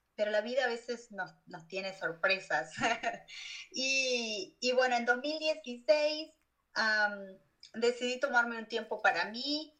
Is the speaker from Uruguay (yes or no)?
yes; Uruguay; moved away as an adult; now in United States; en mi país